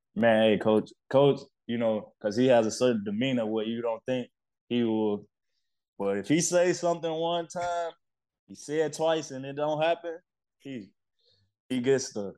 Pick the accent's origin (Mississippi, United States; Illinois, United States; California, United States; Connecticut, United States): Illinois, United States; Chicago; moved away as an adult; also born or lived in New York; growing up in Chicago, you you grow up fast